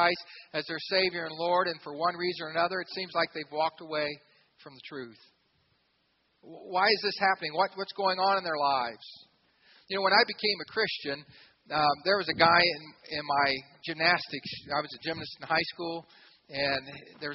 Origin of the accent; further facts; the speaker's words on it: Xenia, Ohio, United States; I grew up in Xenia, Ohio, a lot of farms around us